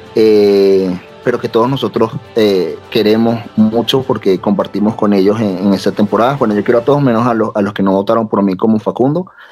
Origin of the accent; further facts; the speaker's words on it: Venezuela; now in Mexico; vivo en México y con los venezolanos porque soy de Venezuela